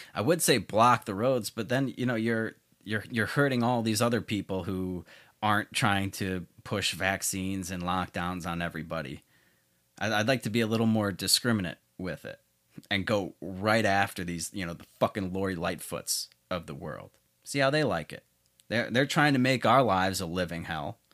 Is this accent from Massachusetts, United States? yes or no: no; Chicago, Illinois, United States; Chicago, my hometown